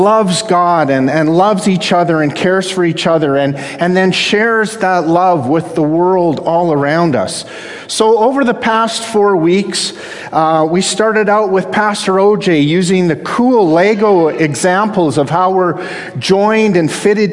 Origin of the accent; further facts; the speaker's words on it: Canada; I'm the Canadian half of a half Canadian, half American household.